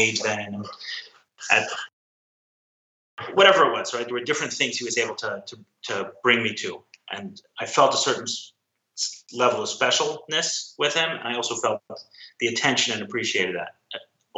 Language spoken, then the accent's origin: English; New York City, New York, United States; I grew up in Crown Heights, a small enclave in Brooklyn, Orthodox Jewish community in Brooklyn.